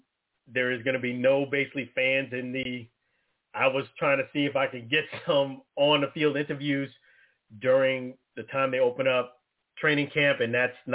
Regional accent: Tampa Bay area, Florida, United States; we're from the Tampa Bay area

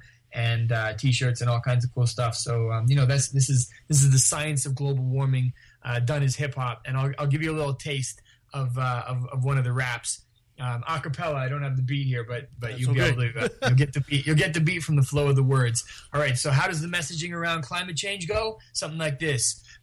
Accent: Vancouver, British Columbia, Canada; also born or lived in New Westminster; I grew up in New Westminster and in East Vancouver

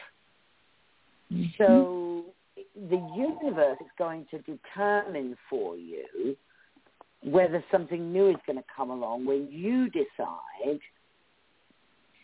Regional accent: Cambridgeshire, East of England, United Kingdom; accent: British; moved away as an adult; also born or lived in Essex; now in United States; I'm from the south of England. I was born in Essex, but I was raised in Cambridgeshire

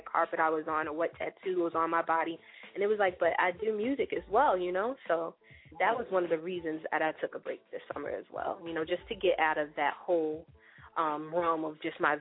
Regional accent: New Jersey, United States; moved away as an adult; also born or lived in Brooklyn, New York; now in New York, United States; I'm a Jersey girl. That's where my roots are. My roots are all in Jersey. Grew up there, went to school there.

